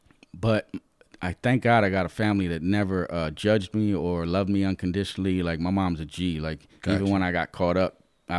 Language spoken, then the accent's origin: English; New York, United States; now in Lancaster, United States; I'm originally from New York, the Bronx. My mom and stepdad, my sister and I decided to move from New York, the Bronx, to Lancaster